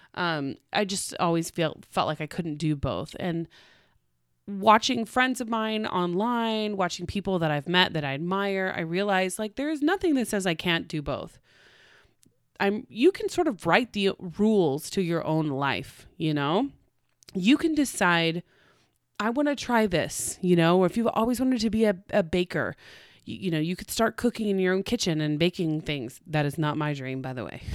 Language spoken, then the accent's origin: English; Oklahoma, United States; now in California, United States; I'm from Oklahoma